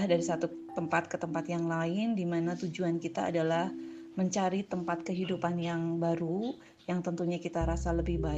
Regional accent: Java, Indonesia; moved away as an adult; now in Palangkaraya, Indonesia; Tempat lain untuk merantau adalah tempat di mana tempat saya tinggal sekarang yaitu Palangkaraya. Saya merantau dari Jawa ya, mengikuti suami untuk membentuk suatu keluarga baru di Kalimantan

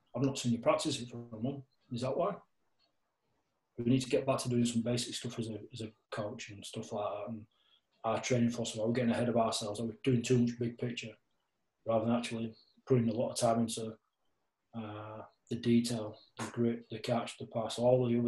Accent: Castleford, Yorkshire and the Humber, United Kingdom; I'm from Half Acres in Castleford

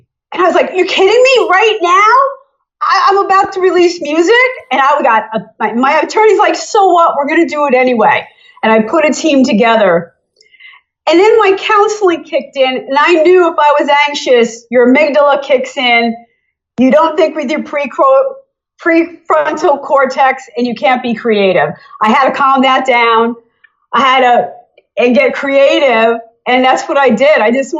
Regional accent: Allentown, Pennsylvania, United States; also born or lived in New Jersey, United States; I was born in Allentown, Pennsylvania. I had a drawl then, you know, they talk, you know, funny in Pennsylvania. Then I started living in New Jersey and I started getting a little Jersey

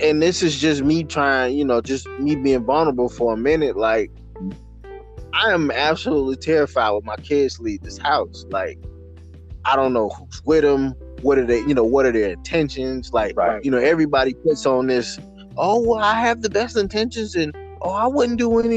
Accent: the South, United States; as a black man growing up in the South

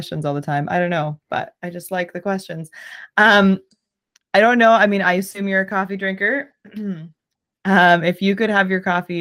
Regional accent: Southern Ontario, Canada; I'm from Southern Ontario

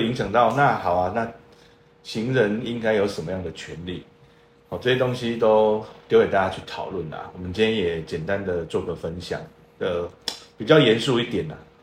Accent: Tainan, Taiwan; 我土生土长的台南小孩

